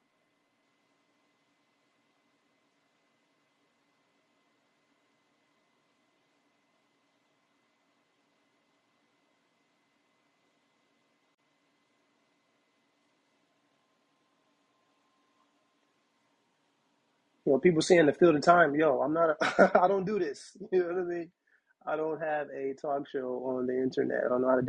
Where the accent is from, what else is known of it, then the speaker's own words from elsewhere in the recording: Detroit, Michigan, United States; now in Brooklyn, United States; I'm from Detroit originally